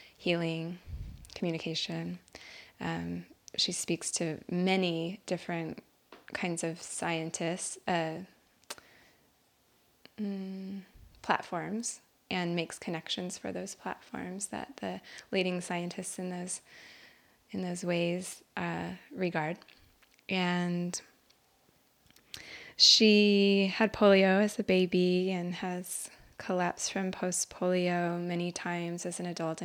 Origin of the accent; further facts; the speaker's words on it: Albuquerque, New Mexico, United States; moved away; born and raised in Albuquerque, New Mexico